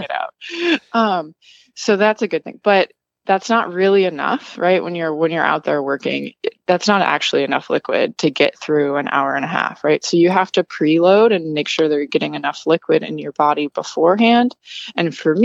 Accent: Wisconsin, United States; also born or lived in New York / Massachusetts; now in Florida, United States; I'm originally from Wisconsin

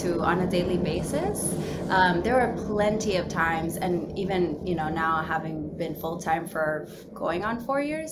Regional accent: New York City, New York, United States; also born or lived in Dominican Republic; I'm Dominican parents, and I lived there for a majority of my childhood, but I'm from New York City. I was born in Manhattan and I live in Queens.

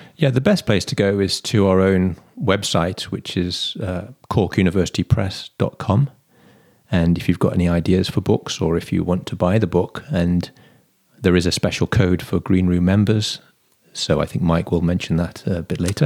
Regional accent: Stafford, West Midlands, United Kingdom; moved away as an adult; now in Cork, Ireland; my hometown of Stafford

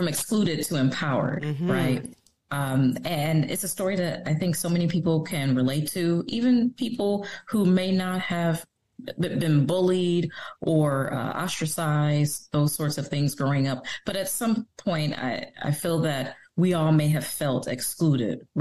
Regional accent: Detroit, Michigan, United States; I was born and raised in Detroit

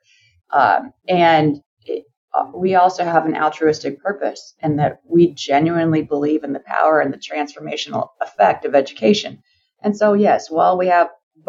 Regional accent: San Francisco Bay Area, California, United States; We grew up in the San Francisco Bay Area

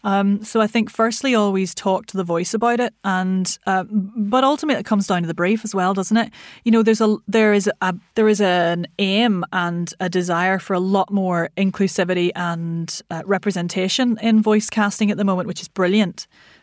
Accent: Ireland; moved away; So because I'm from Ireland, what's Irish to me is probably so Irish you couldn't understand it

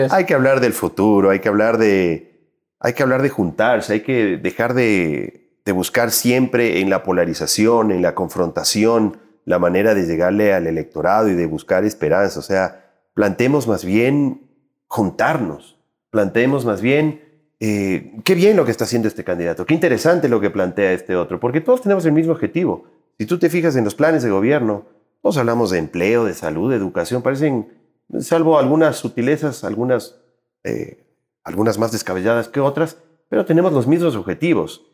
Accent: Ecuador; yo soy un ecuatoriano, un trabajador en, en, en el sector del arte y la cultura

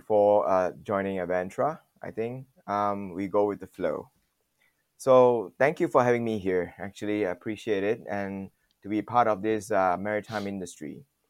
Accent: Malaysia; born there; also born or lived in Taiwan / Singapore; Even though I was born here in Malaysia, the shock is quite different when you are westernized in the culture and everything.

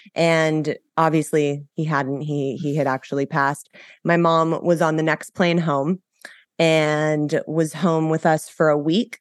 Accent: Los Angeles, California, United States; so I grew up in Los Angeles. I was born and raised here.

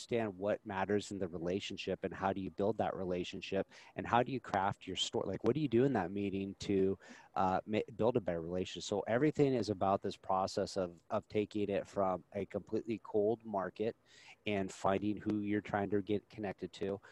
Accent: Nebraska, United States

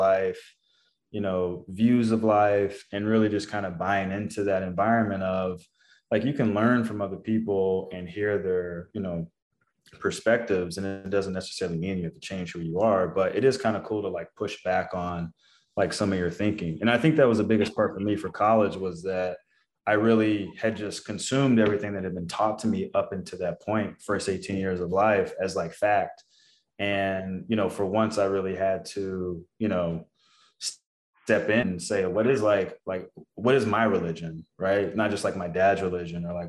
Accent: Texas, United States; I was from Texas

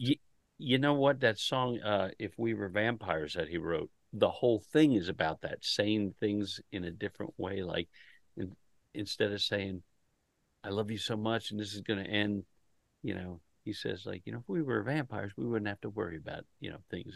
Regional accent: Delaware, United States; I'm from Delaware

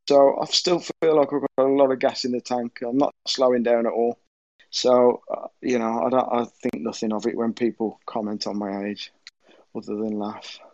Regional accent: Birmingham, West Midlands, United Kingdom; being Birmingham as well, uh, you know, where we're all from

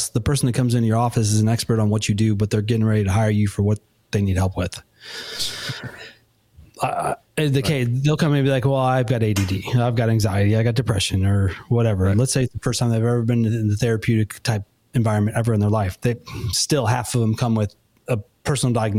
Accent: Chicago suburbs, Illinois, United States; now in Nashville, United States; I'm originally from the Chicago suburbs

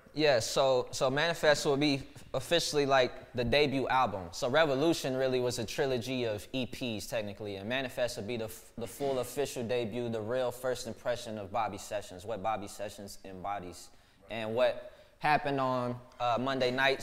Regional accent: Dallas, Texas, United States; my childhood, um, growing up in Pleasant Grove

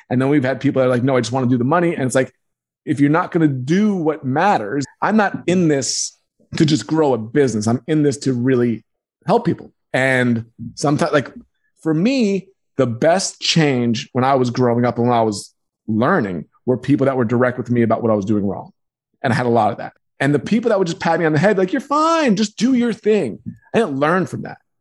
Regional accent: Roslyn, New York, United States; also born or lived in Queens, New York; And moved to Long Island, Roslyn, Long Island

